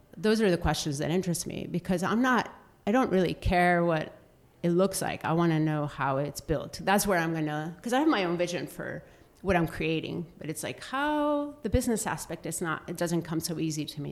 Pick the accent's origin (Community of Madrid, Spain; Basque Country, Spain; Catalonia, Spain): Basque Country, Spain; Bilbao; moved away as an adult; also born or lived in Denver / Florida; now in Seattle, United States; I grew up in Bilbao, which is the Basque Country